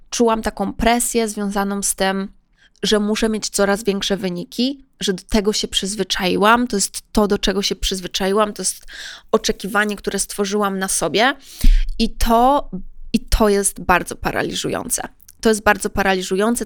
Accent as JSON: {"language": "Polish", "country": "Poland", "said": "byłam ja z Polski"}